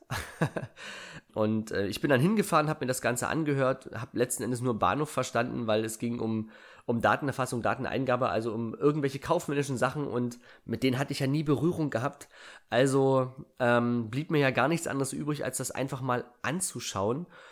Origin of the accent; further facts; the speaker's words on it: Germany; Ich bin auf einem 880 Einwohnerdorf groß geworden. Ich bin also ein Kind der DDR